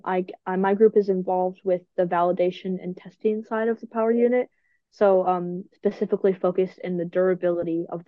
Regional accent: United States; as an American

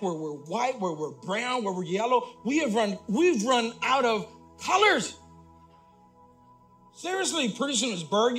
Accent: Puerto Rico; I'm Puerto Rican. I was born in Puerto Rico.

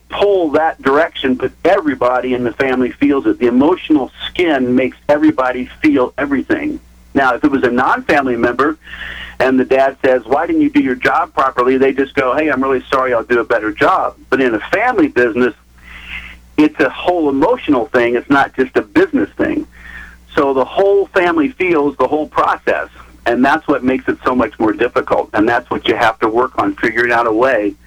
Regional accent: Indiana, United States; moved away as an adult; also born or lived in California / New York; now in North Carolina, United States; Rick and I grew up together in Indiana

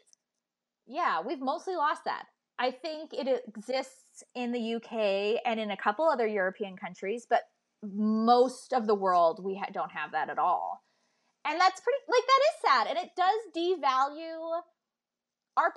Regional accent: Canada; As a Canadian

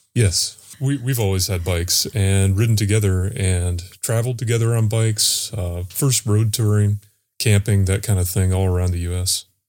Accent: North Carolina, United States; also born or lived in Florida; also from North Carolina

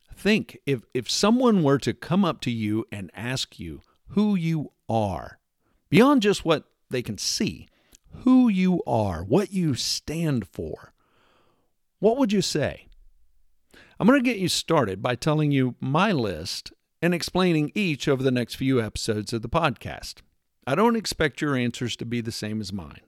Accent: Texas, United States; moved away; my formative years were spent growing up in Texas

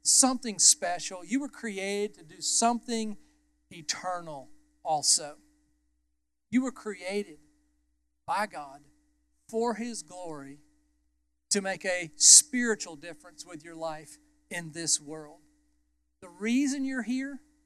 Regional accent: United States; I was born as an American

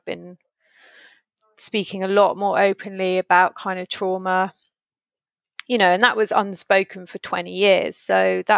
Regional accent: Stroud, South West England, United Kingdom; moved away as an adult; When my parents moved from where I grew up in Stroud, they moved to London when I was probably like 29

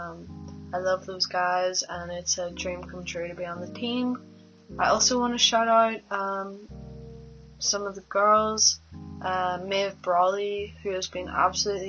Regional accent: Belfast, Northern Ireland, United Kingdom; I'm from North

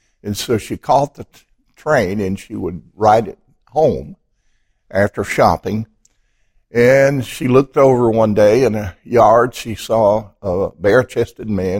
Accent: Piedmont, Alabama, United States; From the little town of Piedmont, Alabama. About 5,000 people. And it's surrounded by what we call in Piedmont mountains. And it is a beautiful place on the earth. And I grew up there

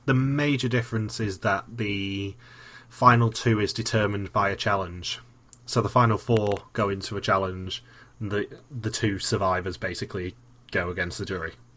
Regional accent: United Kingdom; I'm the British one.

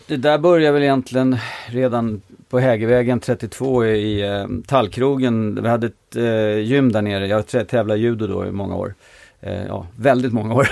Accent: Stockholm, Stockholm County, Sweden; jag är född i eh, Mälarhöjden på Klubbacken 1 och flyttade till eh, Stureby när jag var ett år gammal. Bodde där till jag var tio, sen bodde jag i Sköndal fram till jag flyttade hemifrån

